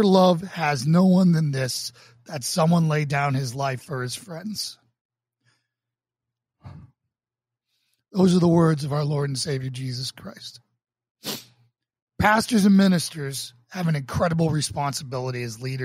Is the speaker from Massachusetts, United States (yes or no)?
yes; Boston, Massachusetts, United States; also born or lived in New York; as a Boston police officer in my hometown.